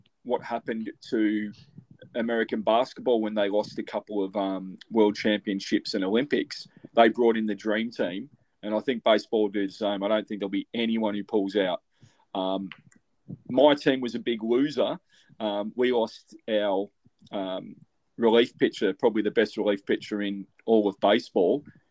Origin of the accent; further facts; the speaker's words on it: Australia; as an Australian